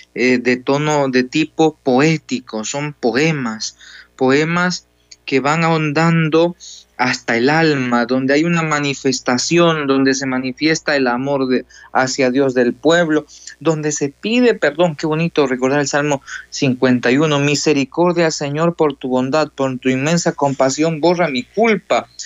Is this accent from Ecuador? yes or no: yes; Ecuador; moved away as an adult; now in El Salvador; Entonces estamos aquí de misionero y soy de Ecuador